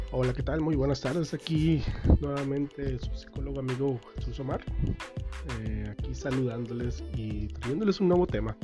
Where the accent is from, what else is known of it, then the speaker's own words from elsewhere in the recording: Sinaloa, Mexico; En mi tierra, que soy de Sinaloa